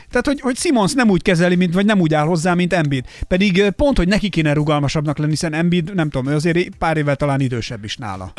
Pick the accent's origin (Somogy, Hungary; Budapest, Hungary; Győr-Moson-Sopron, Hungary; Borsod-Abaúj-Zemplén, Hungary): Somogy, Hungary; a small village in; én egy kis somogyi faluban nőttem fel